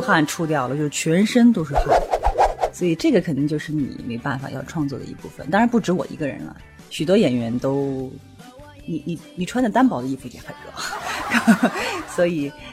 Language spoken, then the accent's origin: Chinese; the South, southern China, China; now in Beijing, China; 因为我是南方人